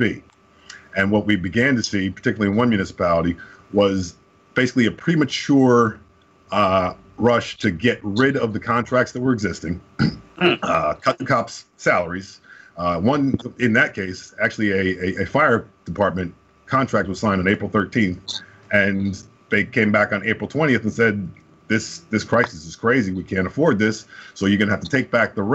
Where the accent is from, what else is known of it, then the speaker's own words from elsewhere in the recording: Summit, New Jersey, United States; I grew up in Summit